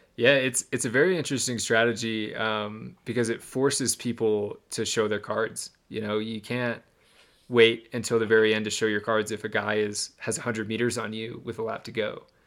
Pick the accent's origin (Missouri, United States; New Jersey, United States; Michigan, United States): Michigan, United States; I grew up in Michigan